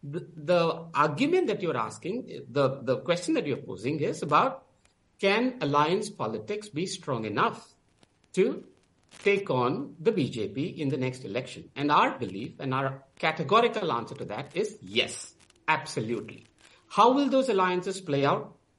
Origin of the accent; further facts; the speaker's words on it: Tamil Nadu, India; I come from Tamil Nadu.